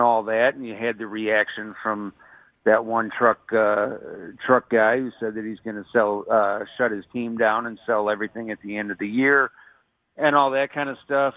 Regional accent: right outside of Chicago, Illinois, United States; I grew up right outside of Chicago

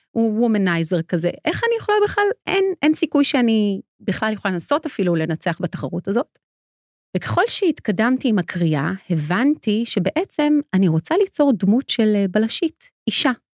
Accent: Ramat HaSharon, Tel Aviv District, Israel; אני גדלתי ברמת השרון מול הספרייה הציבורית

